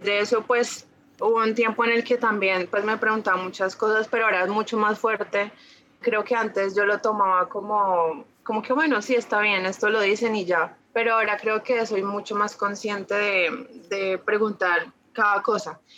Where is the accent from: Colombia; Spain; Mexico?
Colombia; Ibagué, Tolima; Nací en Ibagué, bueno, soy de Ibagué